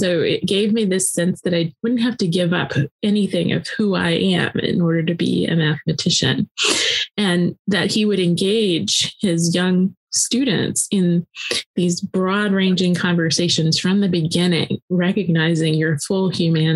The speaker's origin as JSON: {"language": "English", "town": "Tallahassee", "region": "Florida", "country": "United States", "tie": "born or raised there", "also_born_or_lived": "near New Jersey", "moved": "as an adult", "said": "I grew up in Tallahassee, Florida, still deep South."}